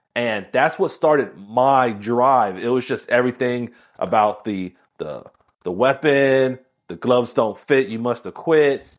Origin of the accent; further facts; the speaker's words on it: Miami, Florida, United States; I was born and raised in Miami